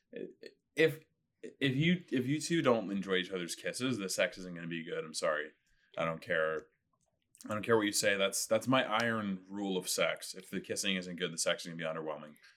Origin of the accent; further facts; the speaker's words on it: Winnipeg, Manitoba, Canada; now in Toronto, Canada; Originally from Winnipeg, Manitoba